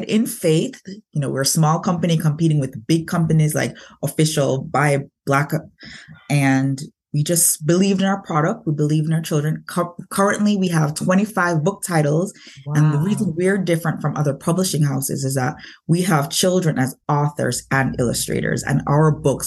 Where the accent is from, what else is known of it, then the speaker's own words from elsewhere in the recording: Jamaica; moved away; I was born in Jamaica. So as an immigrant, I came here